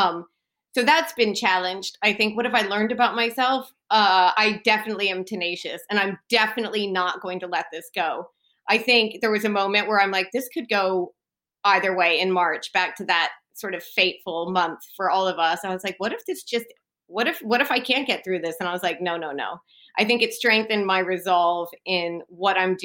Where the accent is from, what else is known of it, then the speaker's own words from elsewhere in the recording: Texas, United States; moved away as an adult; now in United Kingdom; I'm from Texas where everything's sort of bigger and better